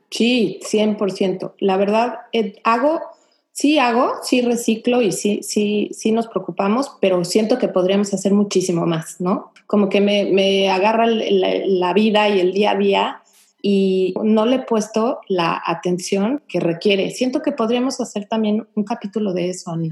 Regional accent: Mexico; now in Houston, United States; nosotros como mexicanos que estamos viviendo aquí

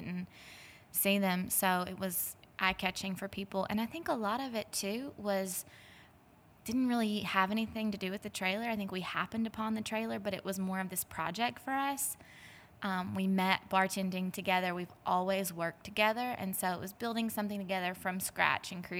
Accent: Eastern Arkansas, United States; also born or lived in California; now in Prairie Grove, United States; I actually grew up in Arkansas, but the other side of the state. I'm originally from Eastern Arkansas.

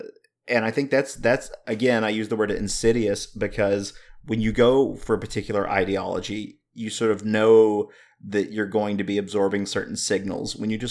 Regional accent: the South, United States; I'm growing up in the South. There's a lot of pockets, there's a lot of communities, a lot of subcultures where that type of stuff is the norm.

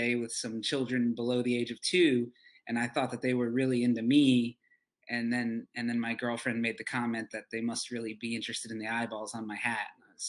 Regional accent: Chattanooga, Tennessee, United States; I'm from Chattanooga, Tennessee.

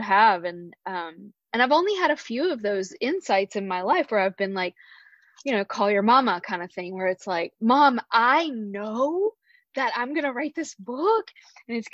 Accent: the American South, United States; also born or lived in San Francisco, California; now in Charlottesville, United States; growing up in the American South in the 1980s

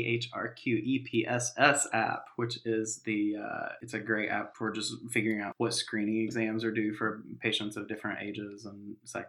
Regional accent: Western North Carolina, United States; the place where I grew up in Western North Carolina

